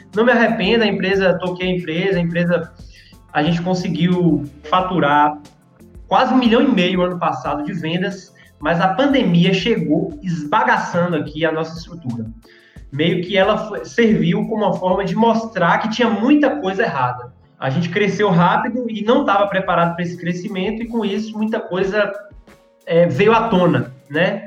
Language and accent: Portuguese; Vitória da Conquista, Bahia, Brazil; Sou aqui de Vitória da Conquista, Bahia.